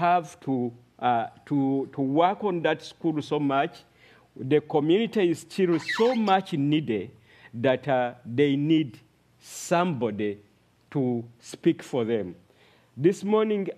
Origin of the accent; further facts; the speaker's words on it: Uganda; moved away as an adult; now in Arua, Uganda; I come from Uganda, Arua district